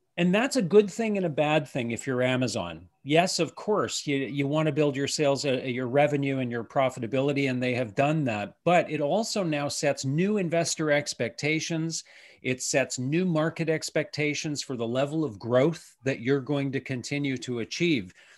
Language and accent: English; Canada; as a Canadian